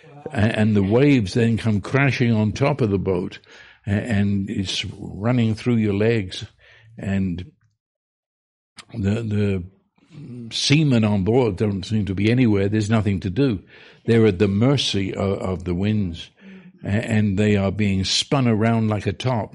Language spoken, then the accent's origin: English; London, United Kingdom; now in United States; I was raised on the River Thames in London